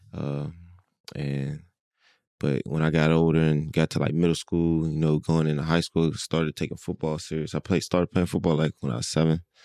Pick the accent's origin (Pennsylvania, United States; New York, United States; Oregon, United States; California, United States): Pennsylvania, United States; Pittsburgh; now in Philadelphia, United States; growing up in Pittsburgh